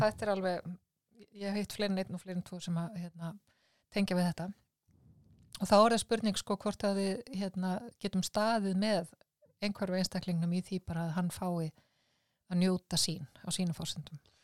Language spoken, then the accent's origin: Icelandic; Iceland; við erum Íslandingar